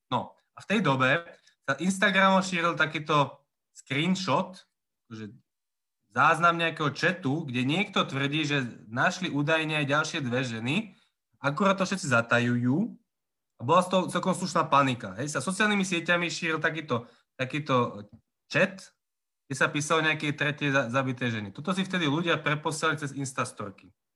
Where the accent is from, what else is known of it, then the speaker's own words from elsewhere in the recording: Považská Bystrica, Trenčín Region, Slovakia; also born or lived in Prague / Trnávka, Bratislava; now in Bratislava, Slovakia; pochádzam pôvodne z Považskej Bystrice a značnú časť života som strávil v Prahe. A skončil som na Trnávke